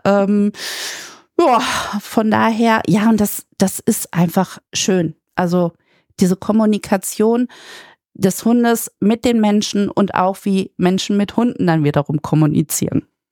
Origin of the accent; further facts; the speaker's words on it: Münster, North Rhine-Westphalia, Germany; ich komme aus Münster